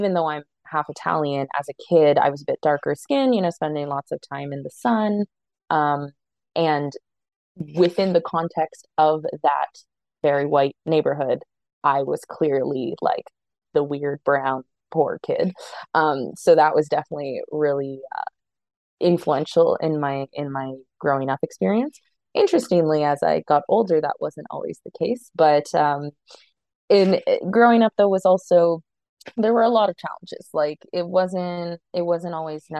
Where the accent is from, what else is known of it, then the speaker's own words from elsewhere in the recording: Toronto, Ontario, Canada; I'm a born and bred Torontonian. I've lived in Canada for most of my life